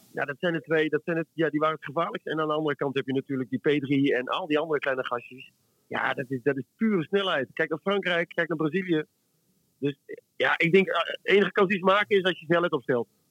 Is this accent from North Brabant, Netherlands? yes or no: no; Friesland, Netherlands; ik ben een Fries